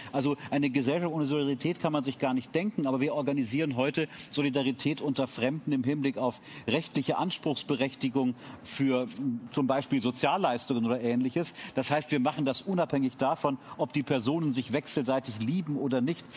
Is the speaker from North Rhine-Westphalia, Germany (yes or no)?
no; Munich, Bavaria, Germany; als Münchner